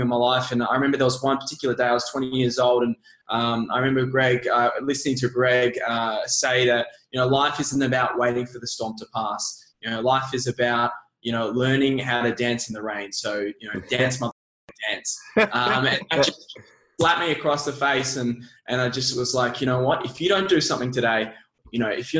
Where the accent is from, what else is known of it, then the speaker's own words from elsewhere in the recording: Melbourne, Victoria, Australia; I was born in Melbourne, born and raised